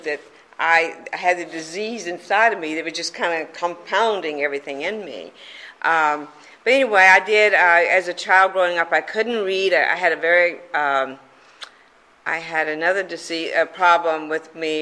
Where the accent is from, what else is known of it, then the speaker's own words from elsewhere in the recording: Mobile, Alabama, United States; moved away; also born or lived in Corpus Christi, Texas; I am from Alabama. I was born and raised in Mobile, Alabama